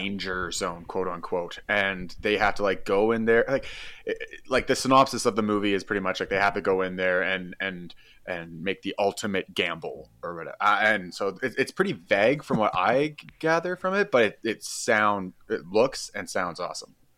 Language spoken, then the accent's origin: English; Qualicum Beach, British Columbia, Canada; also born or lived in Peace River; I'm from Vancouver Island, Qualecum Beach